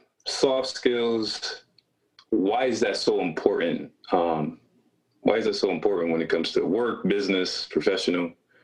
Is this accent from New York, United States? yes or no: yes; Rochester, New York, United States; He's from my hometown, Rochester, New York